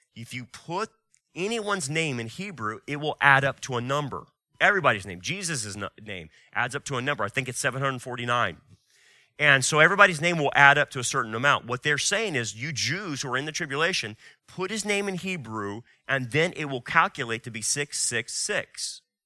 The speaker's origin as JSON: {"language": "English", "country": "United States", "said": "As an American and as a biblicist, as a Christian"}